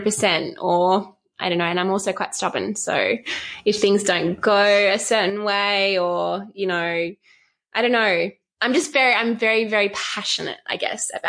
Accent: Western Australia, Australia; growing up in West Australia

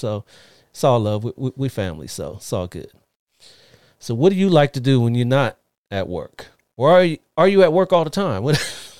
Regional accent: Ohio, United States; moved away; most of my family's all back east. I'm originally from Ohio

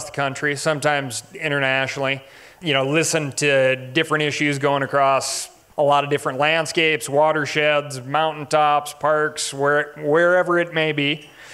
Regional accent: Montana, United States; Growing up here in Montana

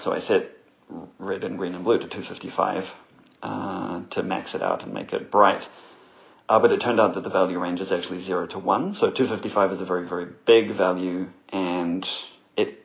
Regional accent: New Zealand; I'm from New Zealand

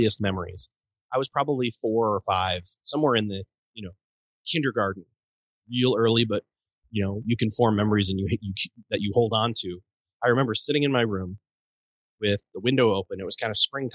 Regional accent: Rochester, New York, United States; I was born and raised in Rochester, New York.

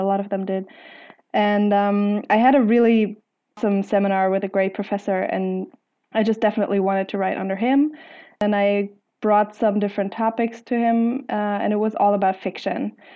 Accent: Germany; I'm from Germany

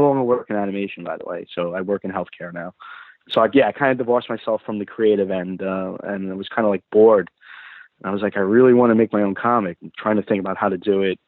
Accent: New York, United States; growing up in New York

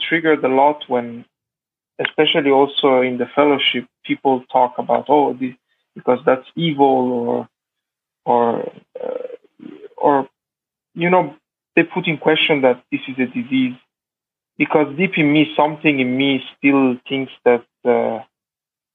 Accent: Italy; My parents were Iranian, but I was born and raised in Italy

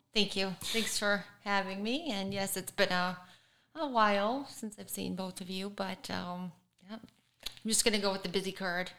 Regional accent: Michigan, United States; now in Florida, United States

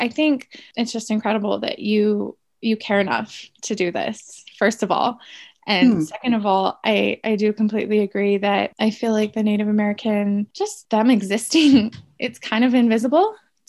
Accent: Canada; And because I'm Canadian Indigenous, Canadians choose a lot of times.

